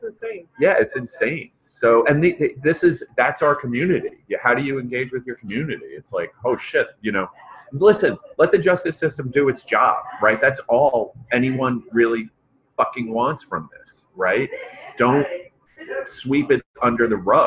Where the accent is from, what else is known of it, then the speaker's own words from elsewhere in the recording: New York City, New York, United States; now in Georgia, United States; Misham and I are both from New York City, right? So we're Yankees, and we're damn Yankees by Georgia standards